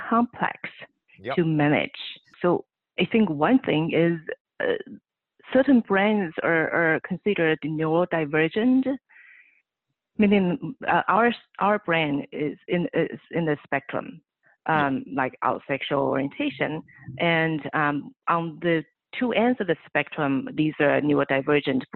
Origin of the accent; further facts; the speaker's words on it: Taiwan; moved away as an adult; now in California, United States; I was born and raised on the island country of Taiwan.